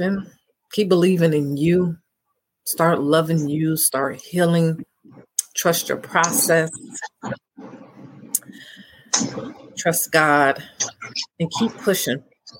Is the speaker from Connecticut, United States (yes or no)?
no; Chicago, Illinois, United States; moved away; That's where I'm from, guys. I'm from Chicago, Illinois.